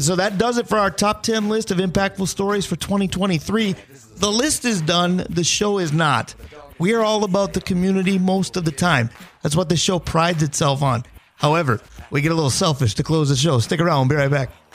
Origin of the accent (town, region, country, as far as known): Duluth, Minnesota, United States; born or raised there